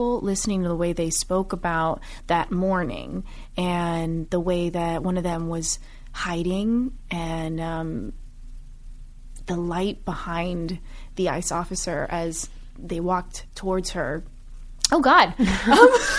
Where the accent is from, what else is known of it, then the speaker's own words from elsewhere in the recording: Miami, Florida, United States; I'm Cuban American, and my family, first generation, both my parents immigrated here from Cuba